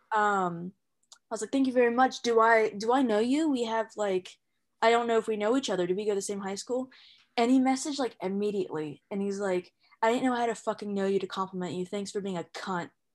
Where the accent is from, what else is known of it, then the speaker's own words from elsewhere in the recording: Ohio, United States; moved away as an adult; now in California, United States; I'm from Ohio, I came out to California with my sister's family